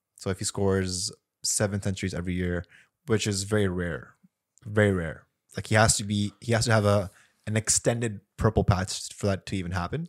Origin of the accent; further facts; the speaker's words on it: Pakistan; as a Pakistani